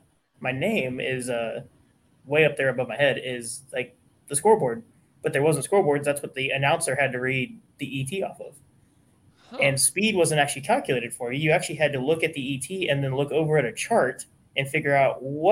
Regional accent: San Diego, California, United States; moved away as an adult; now in Texas, United States; So actually three generations born and raised in San Diego, California. I moved to Texas after high school to go to machining school

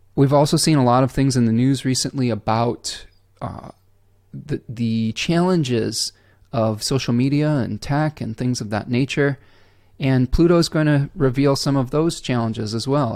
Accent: Michigan, United States; I'm from Michigan. It's snowy and rainy, and we haven't seen the sun in about a week

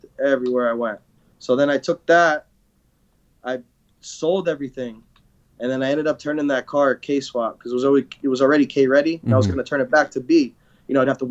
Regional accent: Connecticut, United States; growing up in Connecticut

